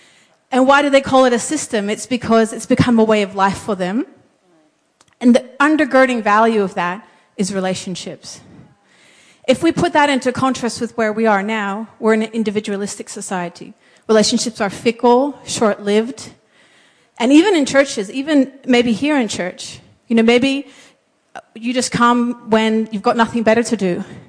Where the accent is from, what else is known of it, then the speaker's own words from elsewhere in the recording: Papua New Guinea; What most of you guys might not know is I grew up in Papua New Guinea as a missionary kid.